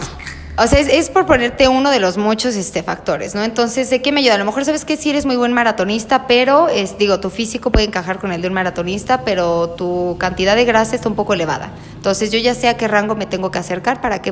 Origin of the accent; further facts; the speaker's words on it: Mexico; somos nosotros como mexicanos